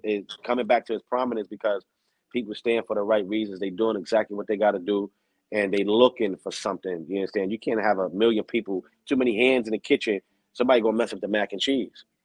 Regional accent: New York City, New York, United States; i grew up I born and raised in the bronx

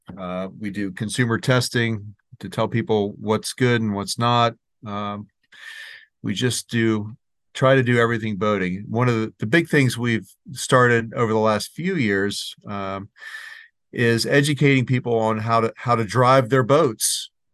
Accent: Maryland, United States; here in Maryland, my home state

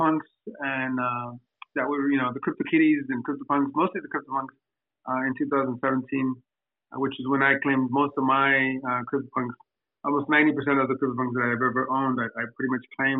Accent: Southern California, United States; also born or lived in Mexico; I was born in Mexico, but I was raised here in Southern California

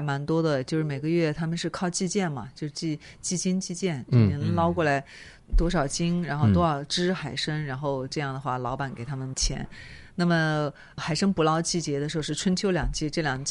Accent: South China, China; 你们北方会这么说吗？因为我是南方人，我们有时候下水的话说扎个猛子

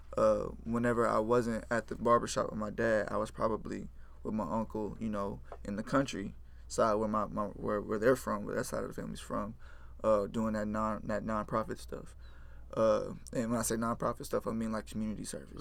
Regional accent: Houston, Texas, United States; also born or lived in Richmond, Texas / Rosenberg, Texas / Pearland, Texas; I grew up in Fort Bend area, uh, Richmond Rosenberg, 59

